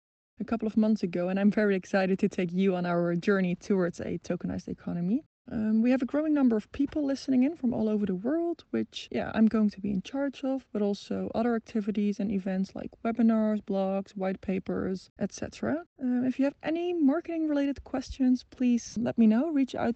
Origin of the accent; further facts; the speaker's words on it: Netherlands; also born or lived in Amsterdam; I am from the Netherlands, currently living in Amsterdam.